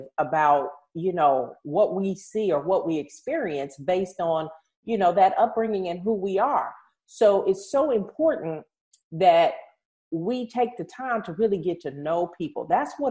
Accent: Washington, District of Columbia, United States; I grew up in Washington, D.C.

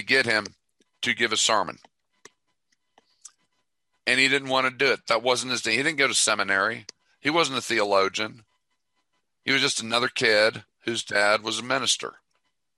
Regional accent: Tulsa, Oklahoma, United States; I grew up in Tulsa, so I know Oral Roberts

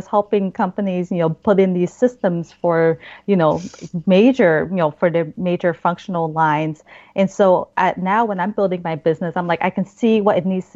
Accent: Oregon, United States; also born or lived in Vietnam; now in Boston, United States; I grew up in Oregon, which is famous for all their nature and their hikes

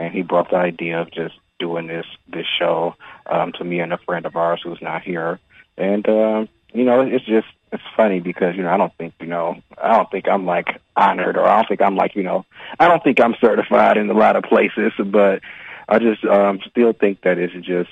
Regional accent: Detroit, Michigan, United States; also born or lived in Atlanta; I was born and raised in Detroit

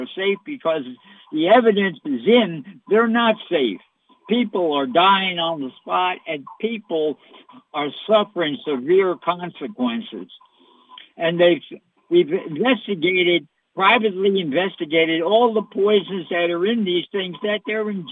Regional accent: United States; I'm an American.

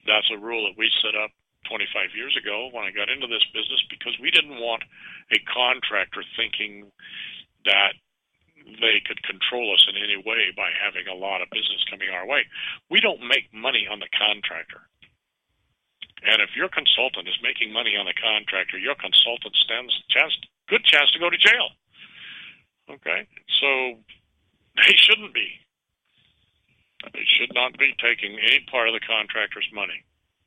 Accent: Richmond, California, United States; I grew up in Richmond, California

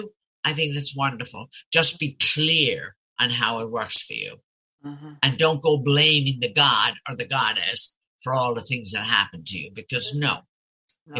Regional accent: Ireland; born or raised there; now in United States

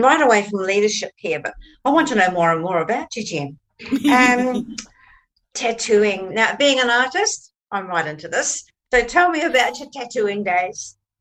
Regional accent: New Zealand; I come from New Zealand

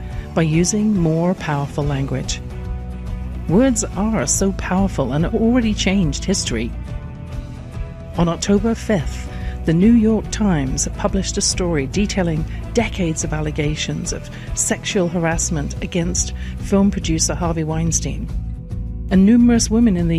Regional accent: England, United Kingdom; born or raised there

